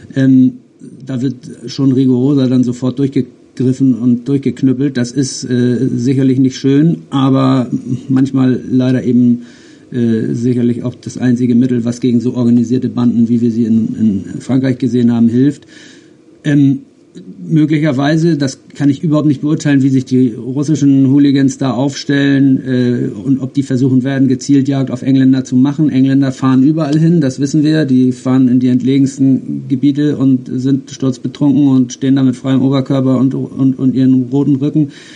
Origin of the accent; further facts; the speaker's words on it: Germany; wir jetzt als Deutsche